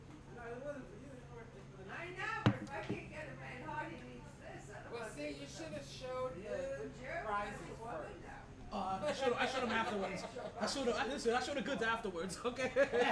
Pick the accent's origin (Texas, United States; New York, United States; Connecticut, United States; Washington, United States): New York, United States; New York City; am I from Brooklyn